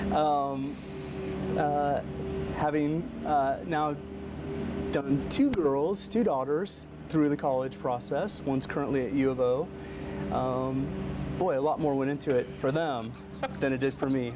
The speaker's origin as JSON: {"language": "English", "region": "Colorado", "country": "United States", "tie": "born or raised there", "also_born_or_lived": "Portland, Oregon", "moved": "as an adult", "said": "I grew up in Colorado"}